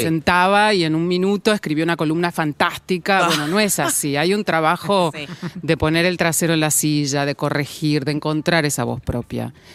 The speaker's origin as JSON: {"language": "Spanish", "town": "Junín", "region": "Buenos Aires Province", "country": "Argentina", "tie": "born or raised there", "moved": "yes", "said": "mi familia y de mi infancia en Junín"}